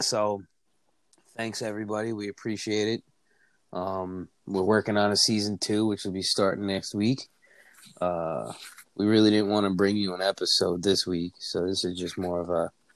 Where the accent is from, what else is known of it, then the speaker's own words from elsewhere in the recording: New York, United States; now in Pennsylvania, United States; New York back to my hometown